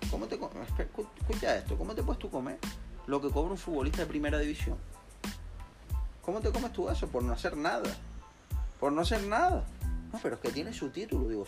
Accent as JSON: {"language": "Spanish", "region": "Canary Islands", "country": "Spain", "said": "nosotros somos de Tenerife y nos dicen que tenemos que ir a La Palma."}